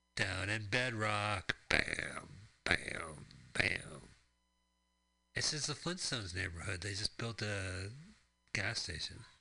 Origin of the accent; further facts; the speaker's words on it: Arizona, United States; growing up in Arizona